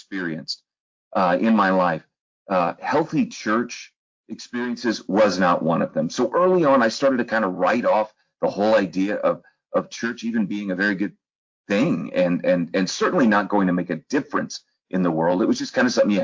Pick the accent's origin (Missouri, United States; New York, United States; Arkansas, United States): Missouri, United States; St. Louis; also born or lived in Troy, Illinois / Texas; I grew up in the St. Louis area